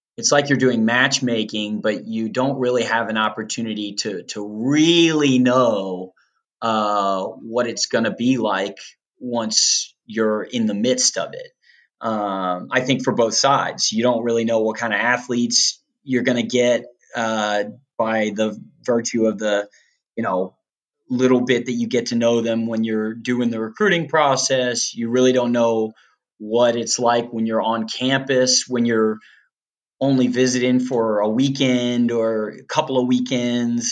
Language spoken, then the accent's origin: English; Western Loudoun County, Virginia, United States; moved away; it's still beautiful out there, but uh, but it definitely it's it's different than what I remember growing up